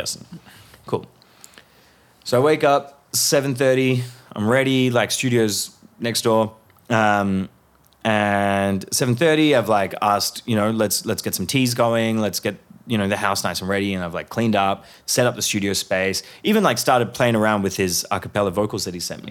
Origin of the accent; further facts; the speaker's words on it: Hyderabad, Sindh, Pakistan; moved away; also born or lived in Melbourne, Australia; Hyderabad is my hometown.